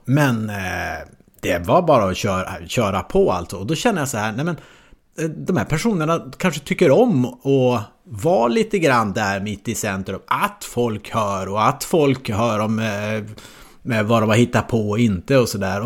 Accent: Norrland, Sweden; moved away; also born or lived in Malmö; jag som norrlänning då boendes i Malmö

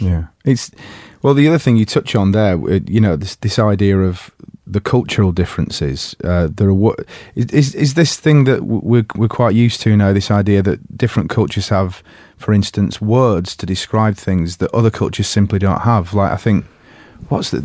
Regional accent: England, United Kingdom; as an English person

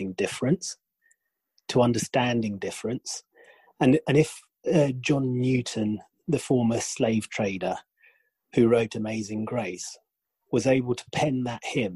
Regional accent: Kenya; moved away as an adult; also born or lived in United Kingdom; I'm half English, half Kenyan.

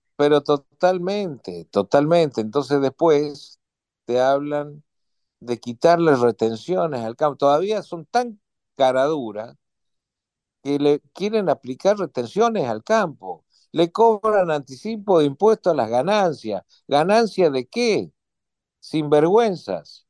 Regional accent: Argentina; como argentino

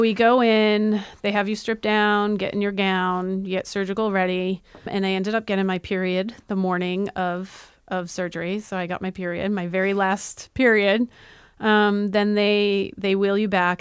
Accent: Massachusetts, United States; We're from Massachusetts

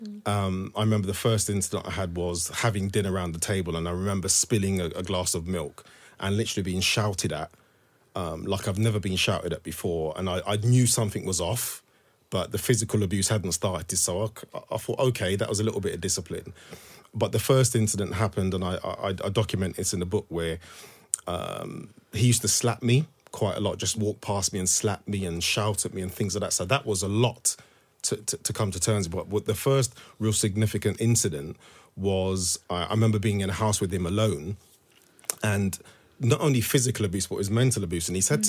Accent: Thornton Heath, London, United Kingdom; also born or lived in Walthamstow, United Kingdom; So I grew up in Thornton Heath in Surrey and we literally moved to Walthamstow. So it was new family, new school, this stranger who I didn't know.

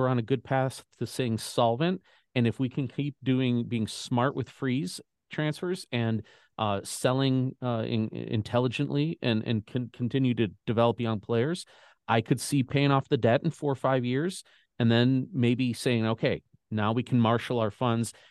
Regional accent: Chicago, Illinois, United States; now in St. Louis, United States; So I'm originally from Chicago. My parents still live up there

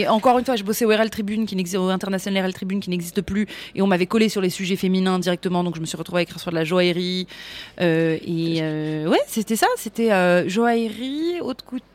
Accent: Paris, Île-de-France, France; on voit que je suis parisienne, on voit que je suis d'ici

